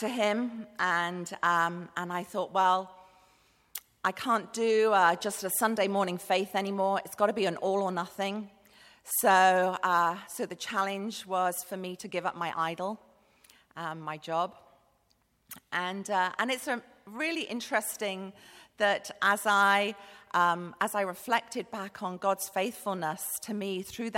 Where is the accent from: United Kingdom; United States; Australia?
United Kingdom; Bath, South West England; moved away as an adult; also born or lived in Manchester; now in Cambodia; I grew up in Bath